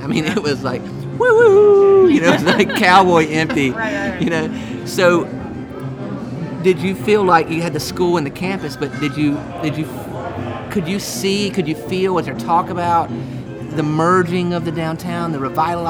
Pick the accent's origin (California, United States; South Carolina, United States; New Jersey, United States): South Carolina, United States; Rock Hill; moved away; I'm actually from Rock Hill, but I moved away.